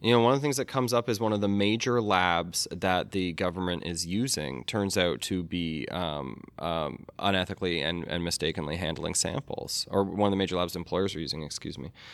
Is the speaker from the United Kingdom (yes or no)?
no; Canada; also born or lived in United States; I am a Canadian American